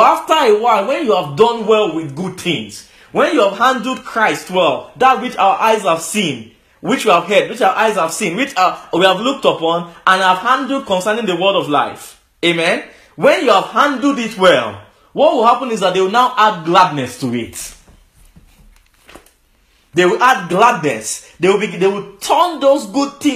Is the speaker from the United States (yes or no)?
no; Lagos, Nigeria; I was born in Lagos